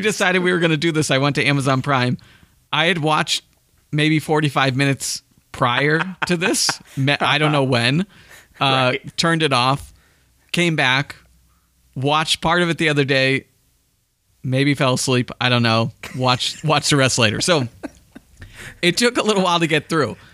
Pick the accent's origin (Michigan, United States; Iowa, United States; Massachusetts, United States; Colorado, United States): Massachusetts, United States; Andover; I grew up in Andover